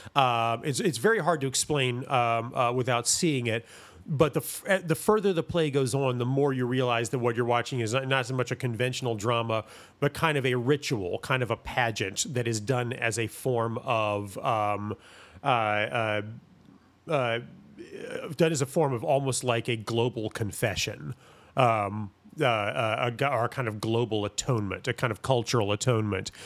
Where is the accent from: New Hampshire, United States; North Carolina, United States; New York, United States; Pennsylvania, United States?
North Carolina, United States; Greensboro; born or raised there; also born or lived in Milwaukee, Wisconsin